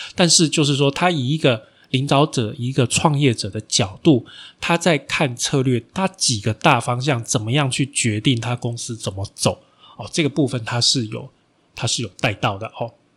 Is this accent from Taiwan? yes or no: yes; Taiwan; 我们台湾人在世界上出名的，哦，真正出名的第一家比较大型的公司